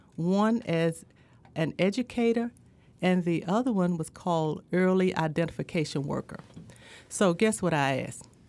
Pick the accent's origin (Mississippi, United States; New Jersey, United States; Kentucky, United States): Mississippi, United States; Indianola; also born or lived in Greenville, Mississippi / Starkville, Mississippi; I'm from Indianola, Mississippi, born and bred